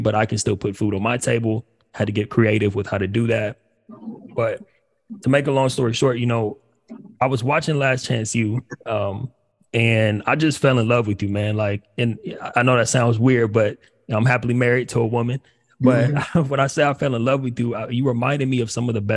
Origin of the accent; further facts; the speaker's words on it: Upland, California, United States; also born or lived in Pasadena, California / New York; grew up in Pasadena, you know, not too far away from ELAC. And ended up moving out to the IE, kind of in, you know, I grew up in Upland